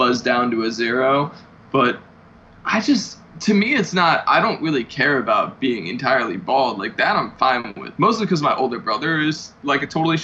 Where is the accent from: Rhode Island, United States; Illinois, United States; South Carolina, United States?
Illinois, United States; Chicago; I'm from Chicago